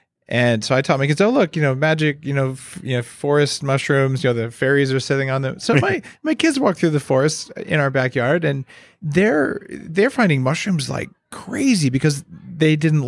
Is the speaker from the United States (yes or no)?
yes; New Mexico, United States; And I grew up in New Mexico, and there it's like toadstools, mushrooms are poisonous.